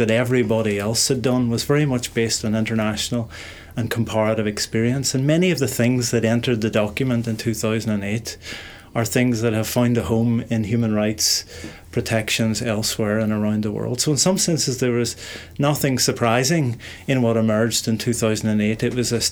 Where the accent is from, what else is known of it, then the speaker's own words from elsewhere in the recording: Derry, Northern Ireland, United Kingdom; I was born in Derry in 1970, so in a sense I'm one of the generation who lived through the consequences of what's happening here in the 1960s